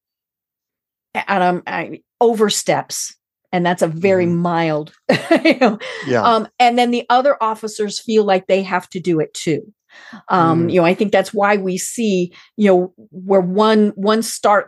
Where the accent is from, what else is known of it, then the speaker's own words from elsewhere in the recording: outside of Steamboat Springs, Colorado, United States; I'm from Colorado. I grew up outside of Steamboat